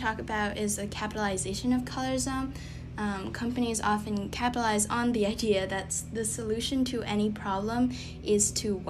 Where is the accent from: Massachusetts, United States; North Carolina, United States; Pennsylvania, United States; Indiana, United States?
Massachusetts, United States; Boston; I'm from the Greater Boston area. I'm Chinese American